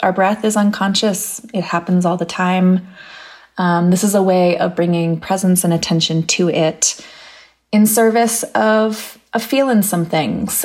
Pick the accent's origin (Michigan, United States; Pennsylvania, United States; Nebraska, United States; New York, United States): Pennsylvania, United States; moved away; in Pennsylvania, in my hometown